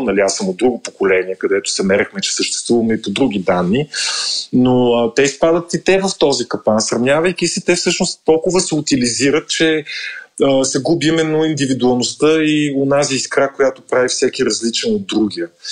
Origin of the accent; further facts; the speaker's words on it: Kyustendil, Kyustendil Province, Bulgaria; в моя роден град Кюстендил